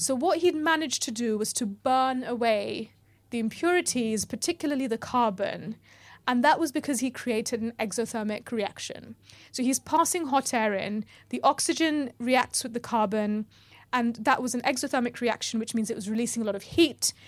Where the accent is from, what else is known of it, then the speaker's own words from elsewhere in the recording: New York, United States; I grew up in New York, and, uh, it was the eighties